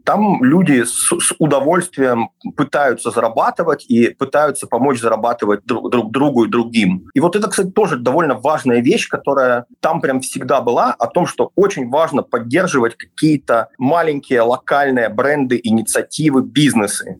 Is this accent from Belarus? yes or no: yes; Belarus; moved away as an adult; also born or lived in Ukraine; мы скорее северяне, мы скорее относимся к скандинавам, мы белорусы